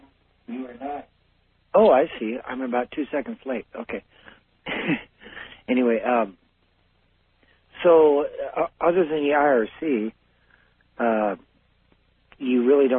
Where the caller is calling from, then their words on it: Tacoma, Washington, United States; I'm calling from Tacoma, Washington